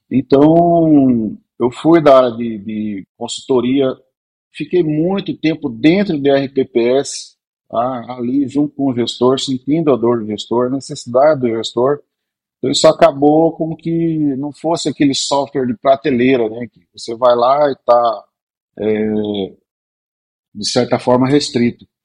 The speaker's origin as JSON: {"language": "Portuguese", "town": "Cuiabá", "region": "Mato Grosso", "country": "Brazil", "said": "Eu fui primeiro consultor de uma empresa em Cuiabá, Mato Grosso, eu sou cuiabano, de pé rachado, né?"}